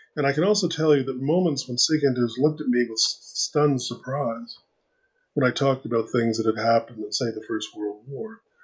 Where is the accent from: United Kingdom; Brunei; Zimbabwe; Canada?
Canada; I am a Canadian liberal